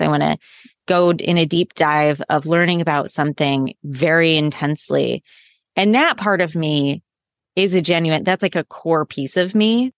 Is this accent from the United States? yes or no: yes; Midwest, United States; So I grew up in the Midwest in the U S